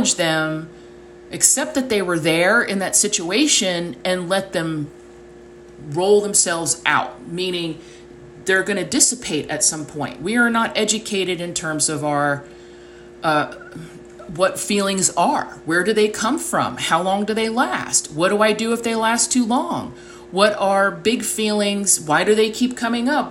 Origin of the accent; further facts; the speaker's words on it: United States; the way I was raised in the United States at a certain time in history